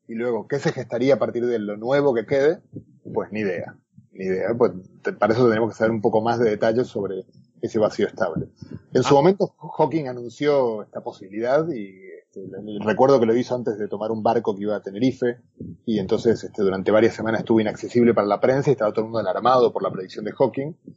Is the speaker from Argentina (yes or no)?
yes; Argentina; also born or lived in Galicia, Spain; now in Spain; buen argentino, como mi acento de lata